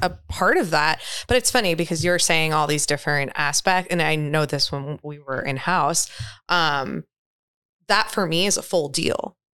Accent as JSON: {"language": "English", "region": "New York", "country": "United States", "also_born_or_lived": "Florida", "moved": "yes", "said": "I'm from New York originally"}